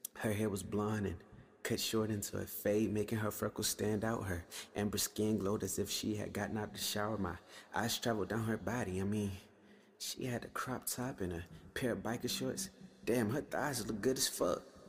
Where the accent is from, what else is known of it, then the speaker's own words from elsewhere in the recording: Atlanta, Georgia, United States; since I was a little boy growing up in Atlanta